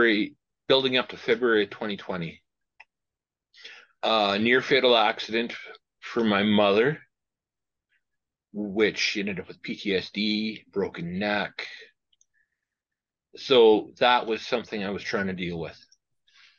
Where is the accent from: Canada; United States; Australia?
Canada; Regina, Saskatchewan; also born or lived in Indian Head, Saskatchewan; Born and raised in Regina with a small stay in Indian Head for a couple of years.